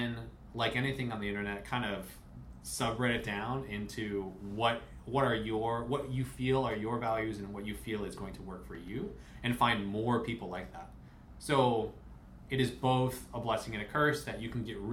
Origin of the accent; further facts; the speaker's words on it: Chicago, Illinois, United States; now in California, United States; the people who we grew up with are really far away. I'm from Chicago